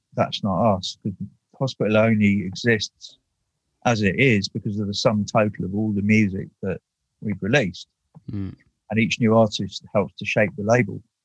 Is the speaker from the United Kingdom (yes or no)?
yes; United Kingdom; being British